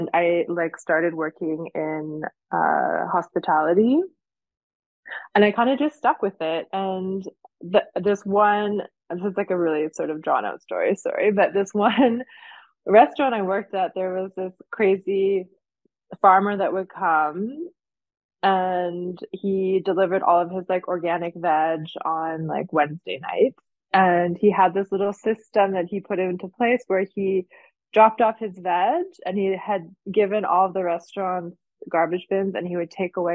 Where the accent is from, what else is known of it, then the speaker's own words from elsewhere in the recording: Canada; moved away as an adult; now in Jura, France; I'm originally Canadian